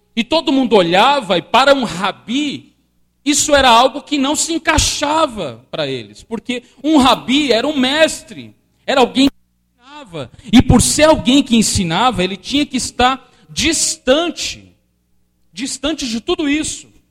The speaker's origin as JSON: {"language": "Portuguese", "country": "Brazil", "said": "nós brasileiros. Nós brasileiros, brasileiros"}